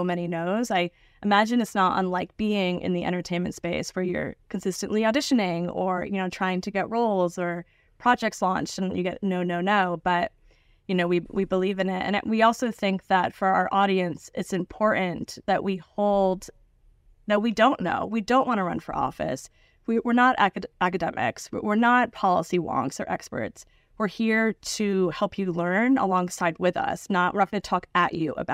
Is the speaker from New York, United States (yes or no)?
yes; Niskayuna, New York, United States; born or raised there; now in New York City, United States